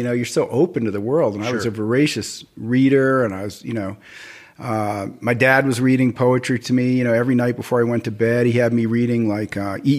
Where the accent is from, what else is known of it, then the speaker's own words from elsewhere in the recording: New York City, New York, United States; moved away; I grew up in Brooklyn Heights.